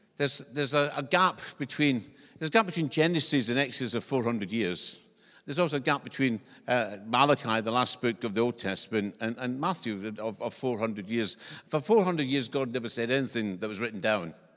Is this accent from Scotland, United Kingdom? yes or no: yes; Scotland, United Kingdom; accent: Scottish; now in New Zealand; When I was growing up in, in Scotland, because I, I'm from Scotland, this is not an English accent.